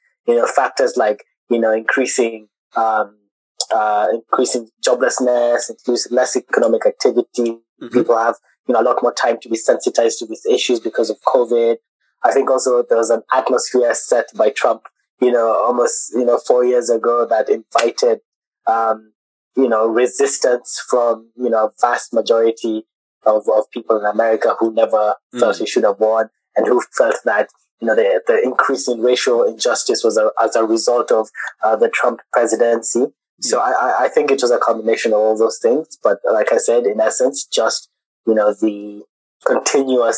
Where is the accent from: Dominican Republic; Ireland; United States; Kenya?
Kenya; moved away as an adult; we've been born and raised in Kenya, international school